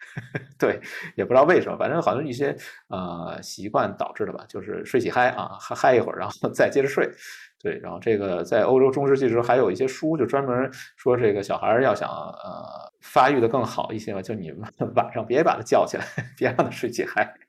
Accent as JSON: {"language": "Chinese", "country": "China", "said": "我们中国人的习惯"}